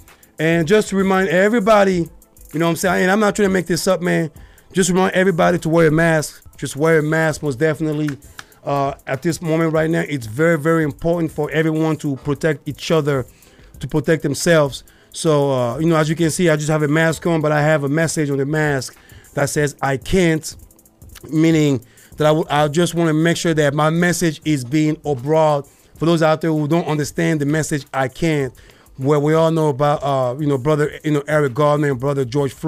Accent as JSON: {"language": "English", "country": "Côte d’Ivoire", "said": "I'm from the Ivory Coast"}